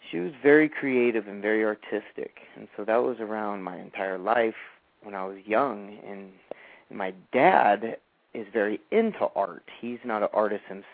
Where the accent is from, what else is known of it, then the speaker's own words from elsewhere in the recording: San Diego, California, United States; also born or lived in Fallbrook, California; I was born in San Diego, and I was in San Diego my entire life